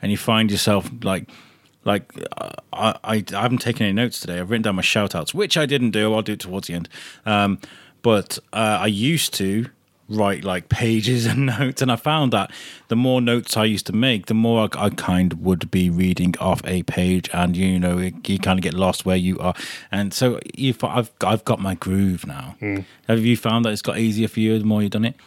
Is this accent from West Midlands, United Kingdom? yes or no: yes; Telford, West Midlands, United Kingdom; I grew up in Telford